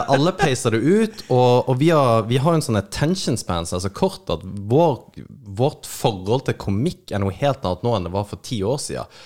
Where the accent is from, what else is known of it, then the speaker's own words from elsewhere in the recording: Kristiansand, Agder, Norway; i Kristiansand, der jeg er fra